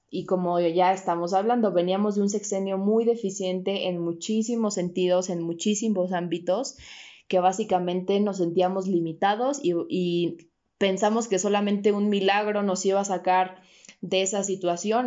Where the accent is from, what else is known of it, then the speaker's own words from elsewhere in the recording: Mexico; como mexicanos